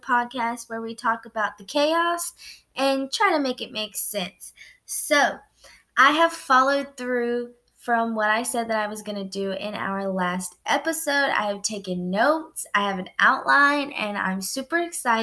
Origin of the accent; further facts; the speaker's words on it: United States; I was born in the United States. I'm a citizen to the United States